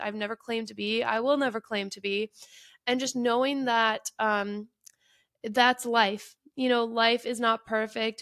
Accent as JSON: {"language": "English", "town": "Detroit", "region": "Michigan", "country": "United States", "said": "I am from the Detroit area"}